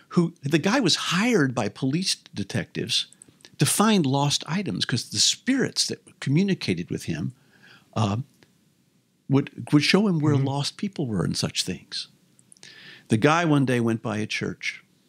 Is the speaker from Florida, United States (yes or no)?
no; St. Louis, Missouri, United States; I grew up in St. Louis.